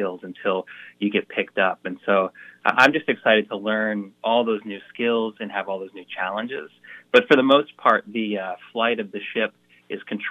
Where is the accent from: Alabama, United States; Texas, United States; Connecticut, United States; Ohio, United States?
Connecticut, United States; Marlborough; I'm so proud to be from Connecticut, represent Connecticut in this, and being from my hometown and my high school at Ram